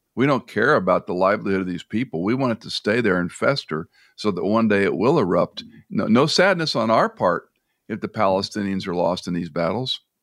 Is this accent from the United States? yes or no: yes; United States; as an American